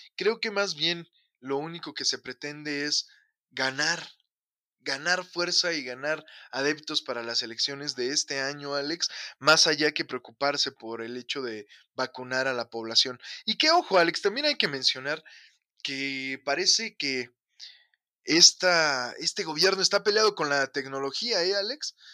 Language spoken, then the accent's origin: Spanish; Mexico; vivimos hoy como humanidad y como mexicanos